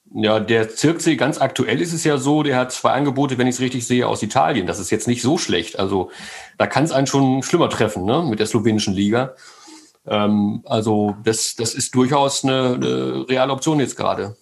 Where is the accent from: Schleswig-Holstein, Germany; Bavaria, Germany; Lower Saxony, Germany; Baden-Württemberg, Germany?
Lower Saxony, Germany; Großburgwedel; also born or lived in Mellendorf, Wedemark; ich bin wirklich in Großburg-Wedel geboren. Meine Eltern haben damals in Meize in der Wedemark gelebt.